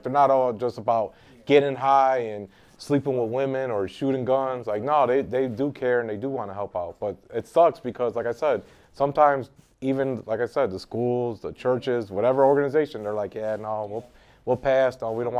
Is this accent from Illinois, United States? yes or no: yes; Chicago, Illinois, United States; moved away as an adult; also born or lived in Minnesota; I grew up on the South Side. I lived by Marquette Park most of my life and by Fort City Mall growing up.